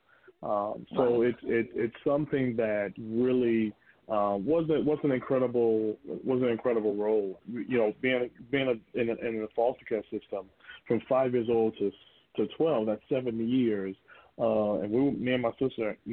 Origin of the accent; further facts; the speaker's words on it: Gainesville, Florida, United States; I'm from a little town they call Gainesville, Florida. And I grew up there in Gainesville